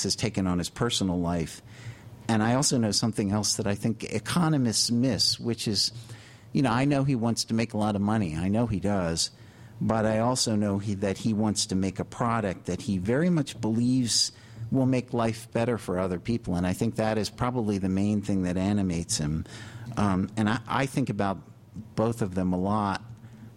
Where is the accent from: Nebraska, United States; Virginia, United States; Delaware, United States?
Delaware, United States; Wilmington; now in New York, United States; I was born in Wilmington, Delaware